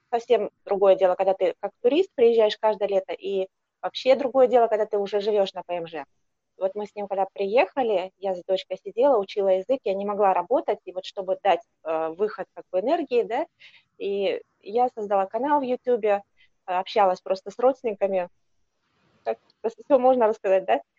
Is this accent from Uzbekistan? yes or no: no; Kazakhstan; moved away as an adult; now in Gwangju, South Korea; Я из Казахстана. В Казахстане я познакомилась с мужем, и он у меня из Южной Кореи, гражданин Южной Кореи. Ему очень нравится тоже Казахстан. Мы там долгое время жили вместе